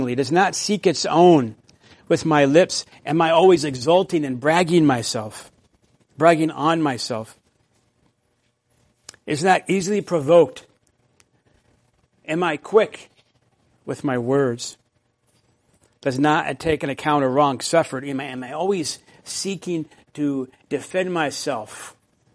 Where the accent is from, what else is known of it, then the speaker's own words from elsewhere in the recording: the South, United States; when I grew up in the South